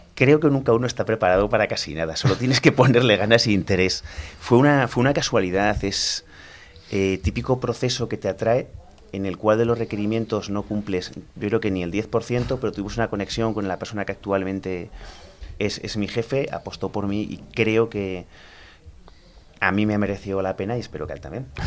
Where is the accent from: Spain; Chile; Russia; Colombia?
Spain; Almería, Andalusia; moved away as an adult; also born or lived in Granada; soy de Almería, estudié informática